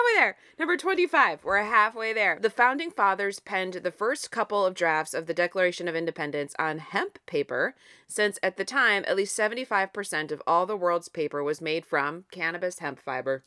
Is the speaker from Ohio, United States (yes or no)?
yes; Ohio, United States; it's my home state and because I'm literally recording this in Ohio